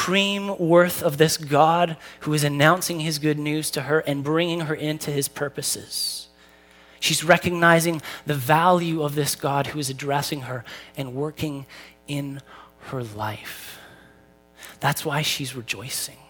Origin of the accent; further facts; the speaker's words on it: Newmarket, Ontario, Canada; I grew up in Newmarket